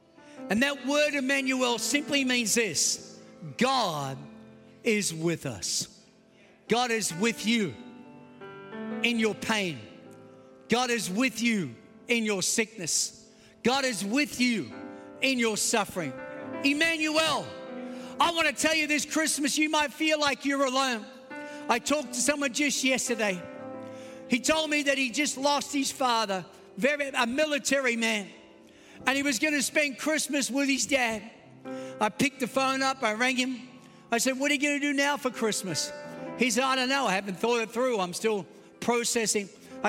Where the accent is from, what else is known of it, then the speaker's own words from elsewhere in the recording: Australia; accent: Australian; moved away as an adult; also born or lived in New York; now in United States; I know I have an Australian accent, but I was born in Queens, New York, kidnapped by aliens, taken to a foreign land. At the age of eight, moved to Australia, but then returned back to the promised land at the age of 35.